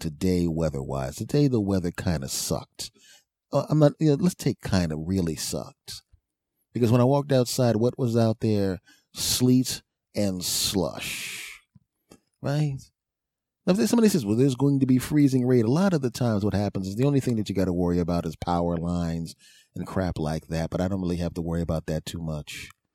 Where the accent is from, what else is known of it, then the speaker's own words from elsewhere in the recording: East Coast, United States; also born or lived in California; I'm an East Coast guy. I grew up on the East Coast. Was raised on the East Coast.